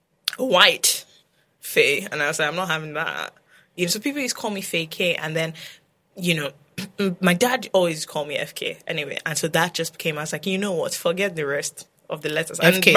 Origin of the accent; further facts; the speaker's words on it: London, United Kingdom; born there; You know the thing, I wish because I was born in London and then I used to go back all the time.